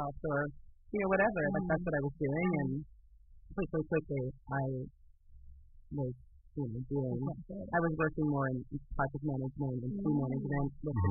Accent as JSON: {"language": "English", "country": "Canada", "moved": "as an adult", "lives_now": "Israel", "said": "I'm originally from Canada, although I do live in Israel now"}